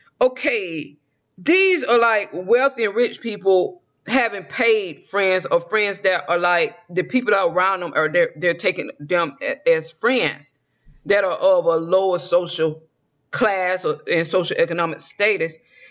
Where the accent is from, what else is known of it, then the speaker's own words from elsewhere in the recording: the South, United States; accent: southern; Okay, I do not need to be pronouncing these words with my southern accent.